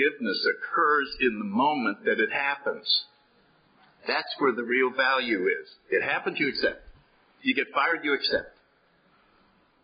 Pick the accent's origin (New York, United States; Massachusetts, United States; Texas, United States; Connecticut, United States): Connecticut, United States; New Haven; I grew up in New Haven, Connecticut